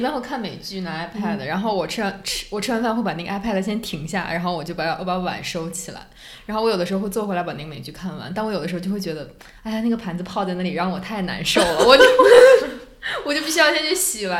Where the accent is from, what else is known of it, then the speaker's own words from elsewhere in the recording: Northeast China, China; accent: Northeastern; 真的比我的东北口音，比我和担保的东北口音都要厉害很多。